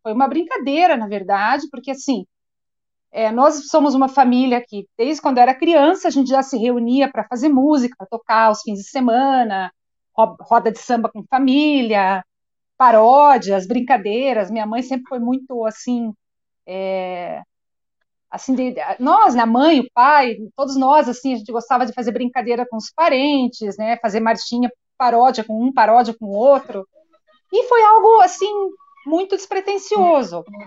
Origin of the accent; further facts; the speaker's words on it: Curitiba, Paraná, Brazil; nasci em Curitiba, sempre morei aqui em Curitiba